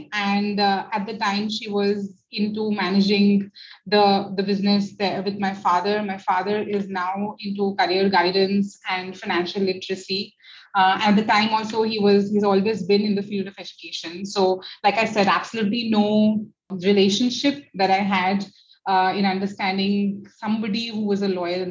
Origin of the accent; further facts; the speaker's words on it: Jodhpur, Rajasthan, India; moved away as an adult; also born or lived in Delhi / Pune; now in Gurgaon, India; I am from Jodhpur, which is the blue city of India, but I have grown and been educated in schools between Delhi and Jodhpur both.